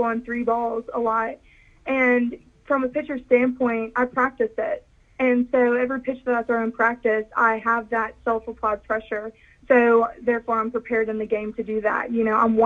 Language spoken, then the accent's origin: English; Kiln, Mississippi, United States; also born or lived in Picayune, Mississippi; I am from Kill, Mississippi. I've lived there for the rest of my life